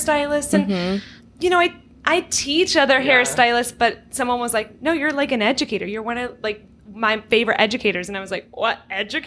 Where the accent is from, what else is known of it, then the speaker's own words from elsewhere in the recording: Orange County, California, United States; born and raised in Orange County, California, which is where we are right now